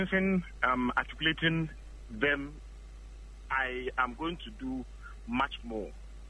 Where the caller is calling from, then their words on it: Adenta, Greater Accra, Ghana; I'm calling from Adenta.